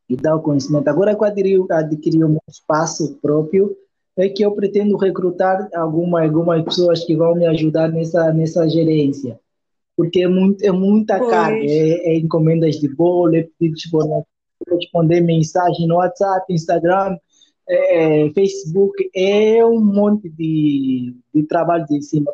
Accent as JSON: {"language": "Portuguese", "town": "Luanda", "region": "Luanda Province", "country": "Angola", "tie": "born or raised there", "said": "no Valódia, onde, onde, onde eu cresci"}